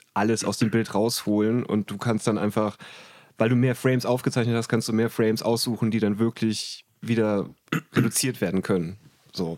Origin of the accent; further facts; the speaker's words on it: Trier, Rhineland-Palatinate, Germany; ich habe in, in meiner Heimatstadt in Trier, habe ich alle gekannt